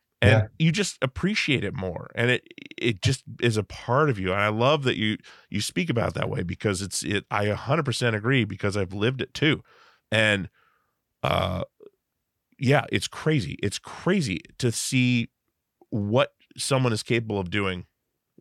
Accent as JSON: {"language": "English", "region": "Alaska", "country": "United States", "tie": "born or raised there", "said": "I grew up in Alaska"}